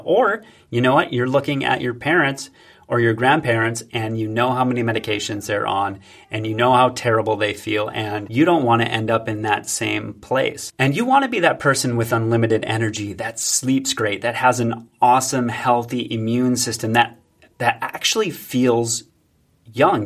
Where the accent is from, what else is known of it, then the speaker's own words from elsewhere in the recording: United States; I'm an American